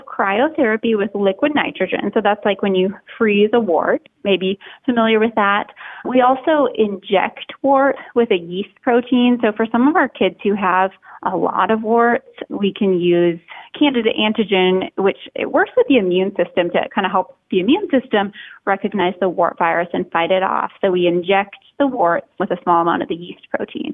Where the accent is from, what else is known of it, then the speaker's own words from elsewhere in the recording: Minnesota, United States; moved away as an adult; also born or lived in Boston, Massachusetts; I grew up in Minnesota and kind of lived there as a child, went to college there